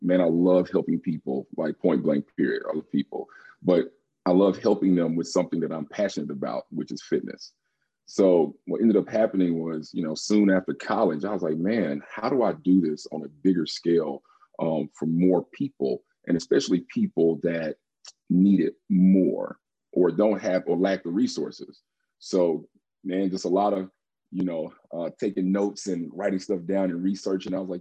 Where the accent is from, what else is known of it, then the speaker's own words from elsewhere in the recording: Holly Springs, Mississippi, United States; now in Oxford, United States; I grew up in Holly Springs, Mississippi, about 30 minutes from Ole Miss.